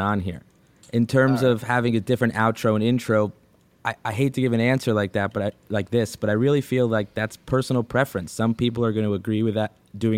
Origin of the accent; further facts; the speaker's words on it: New York City, New York, United States; now in Los Angeles, United States; I'm born and raised in New York City